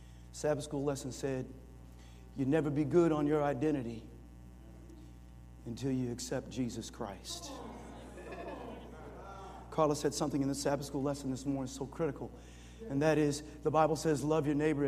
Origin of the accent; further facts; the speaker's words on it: Springfield, United States; When I grew up in Springfield